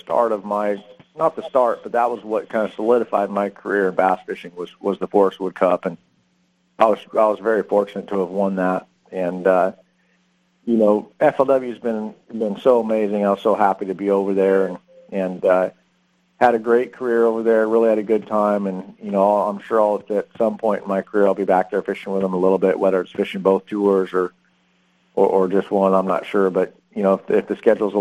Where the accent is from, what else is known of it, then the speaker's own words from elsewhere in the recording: Redlands, California, United States; also born or lived in Newport Beach, California; I grew up in Redlands, which is Southern California. Born and raised there.